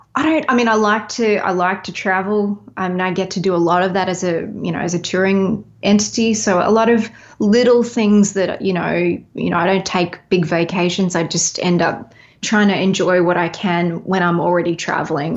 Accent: Melbourne, Victoria, Australia; also born or lived in Los Angeles, United States; now in Nashville, United States; I'm from Melbourne originally

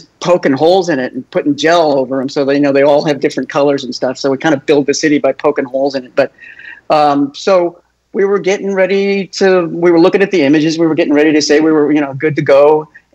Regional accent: Topanga, California, United States; I grew up in Topanga Canyon, which was kind of a hippie-laden area north of Los Angeles, almost to Malibu

